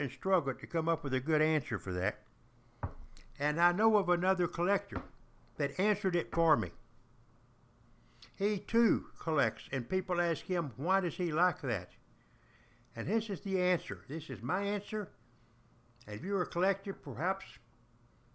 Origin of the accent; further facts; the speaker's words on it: the South, United States; when I was growing up in the South, we were taught the Yankees were nothing but cowards